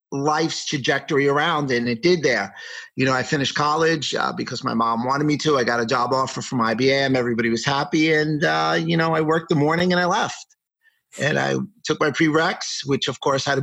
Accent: New York City, New York, United States; I grew up in New York City, and I went to a business school in New York called Pace

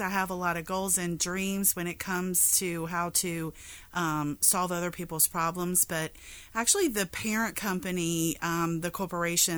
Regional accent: Kinston, North Carolina, United States; now in Norfolk, United States; I am actually from Kinston, North Carolina, which is a very small town in eastern North Carolina. But I've actually lived in Norfolk, Virginia for almost 29 years

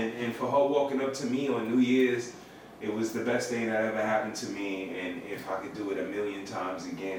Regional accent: New York City, New York, United States; I'm from Bed-Stuy.

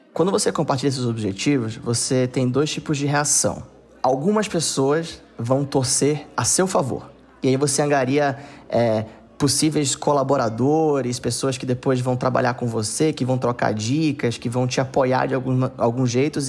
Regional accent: Manaus, Amazonas, Brazil; moved away; also born or lived in Southeast Brazil; Eu nasci é, e cresci em Manaus

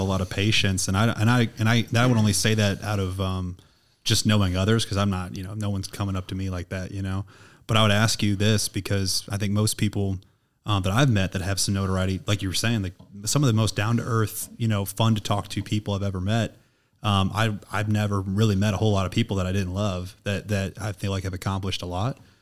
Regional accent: St. Louis, Missouri, United States; I'm from Saint Louis

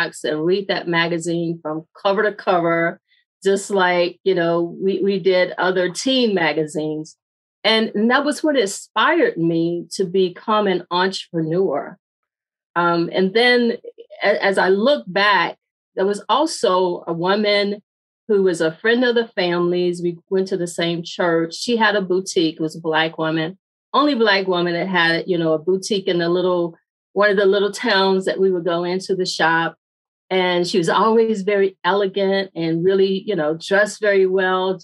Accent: Mississippi, United States; I grew up in Mississippi and I grew up on a farm.

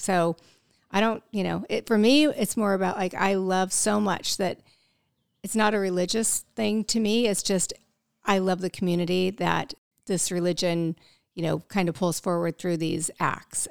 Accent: Midwest, United States; I grew up in the Midwest

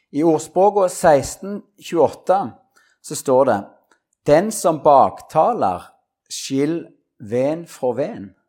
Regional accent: Norway; Orrebygda, der jeg vokste opp

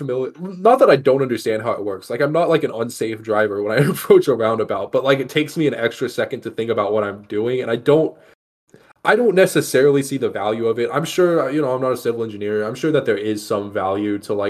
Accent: Texas, United States; now in Las Vegas, United States; I'm from Texas

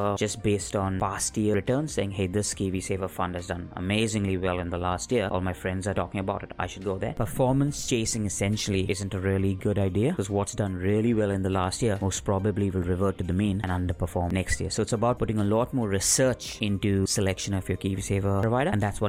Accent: Mumbai, Maharashtra, India; I was born in Mumbai, India.

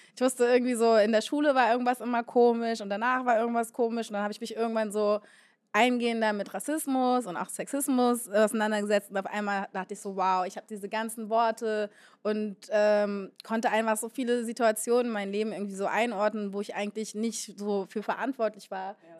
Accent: Berlin, Germany; Ich komme ursprünglich aus Ostberlin und bin dann in Moabit groß geworden

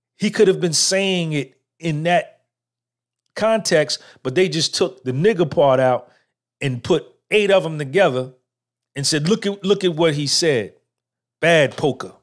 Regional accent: Clifton, New Jersey, United States; born or raised there

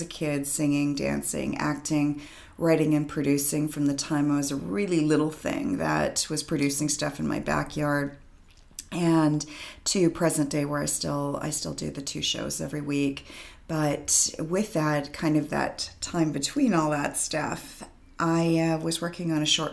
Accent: Vancouver, British Columbia, Canada; I'm born and raised in Vancouver.

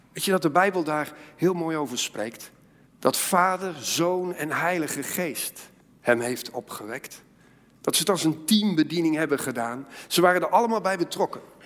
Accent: Netherlands; als Nederlanders

